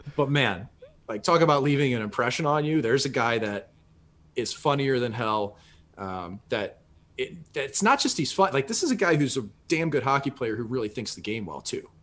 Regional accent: St. Louis, Missouri, United States; I was from Saint Louis. Nobody from our city had ever played in the N H L when I was a kid

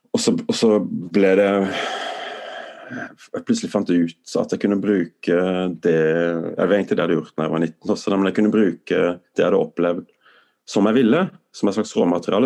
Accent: Tromøya, Agder, Norway; moved away; also born or lived in Sweden; Tromøya der jeg vokste opp

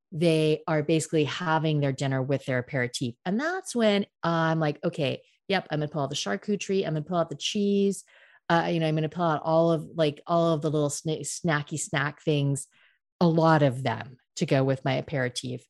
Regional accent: United States; now in France; I'm American

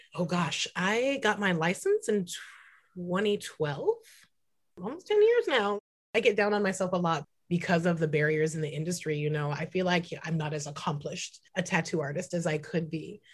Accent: Santa Cruz, California, United States; also born or lived in San Francisco; now in Portland, United States; I was born and raised in San Francisco and Santa Cruz. Um, so I'm very much like a Bay Area, California kid.

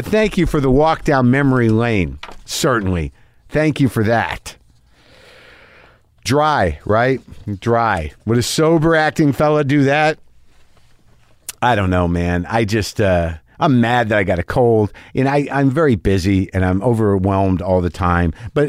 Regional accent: Sudbury, Ontario, Canada; I'm from Canada, specifically a small town called Sudbury.

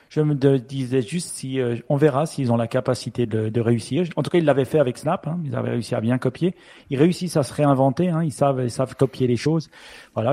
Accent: Switzerland; accent: Swiss; mon accent suisse

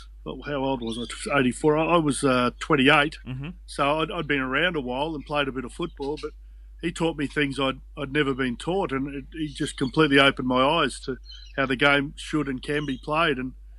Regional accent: Brisbane, Queensland, Australia; moved away as an adult; also born or lived in Penrith; now in Cronulla, Australia; being a young bloke growing up in Brisbane

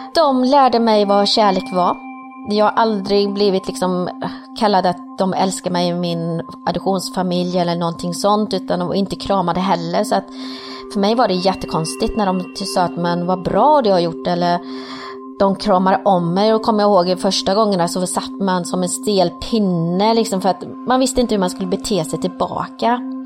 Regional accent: Sweden; also born or lived in Colombia / Partille, Sweden; Kom hit till Sverige när jag var tre år gammal

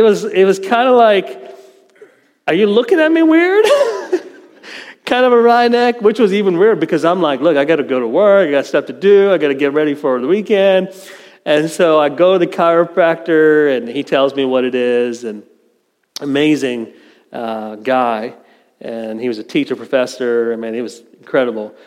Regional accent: India; moved away; My home country in India, very prideful people, Indians

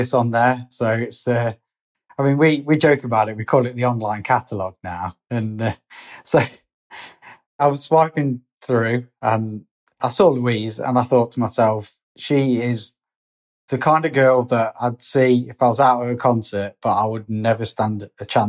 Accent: Derby, East Midlands, United Kingdom; I'm 35 years old and I'm from Derby.

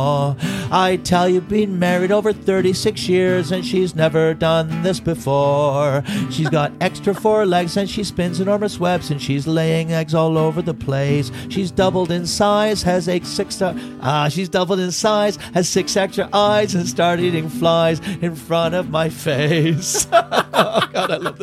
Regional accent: Canada; we're from Canada

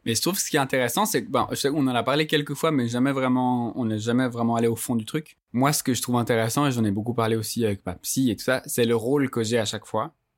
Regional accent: Geneva, Switzerland; moi, j'ai grandi à Genève d'un père qui est maghrébin

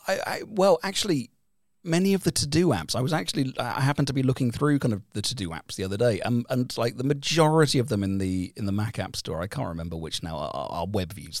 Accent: United Kingdom; now in Helsinki, Finland; we are both British

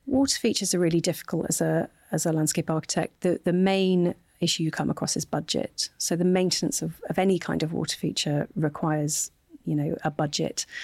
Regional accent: Hull, Yorkshire and the Humber, United Kingdom; also born or lived in Sheffield; my hometown of Hull

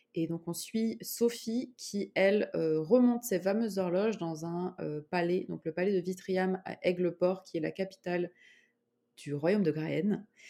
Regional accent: Grenoble, Auvergne-Rhône-Alpes, France; moved away as an adult; now in Montreal, Canada; je suis grenobloise.

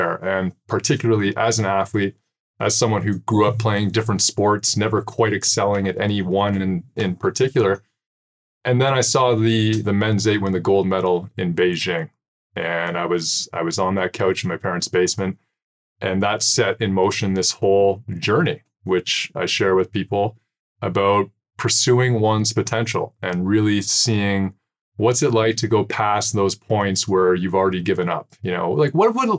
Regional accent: Canada; I am another Canadian dude

